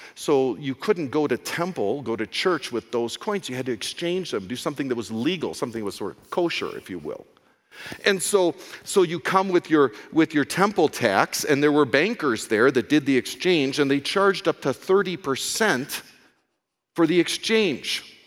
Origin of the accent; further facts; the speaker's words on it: United States; I'm an American